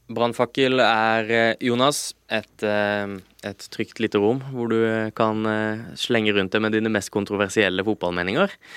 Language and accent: Norwegian; Lillesand, Agder, Norway; moved away; da jeg var eh, juniorspiller eh, hjemme på Sørlandet